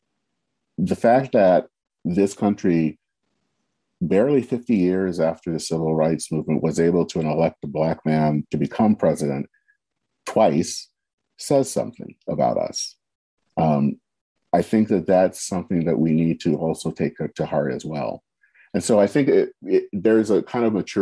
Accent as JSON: {"language": "English", "country": "United States", "said": "we love our country."}